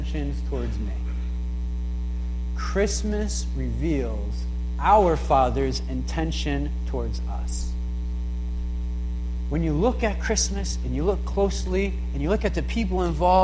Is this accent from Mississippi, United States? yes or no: no; New London, Connecticut, United States; growing up in New London